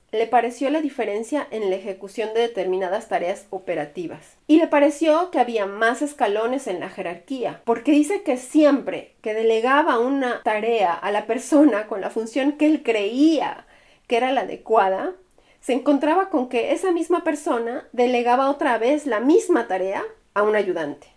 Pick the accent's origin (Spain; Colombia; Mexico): Mexico; now in Germany; mi país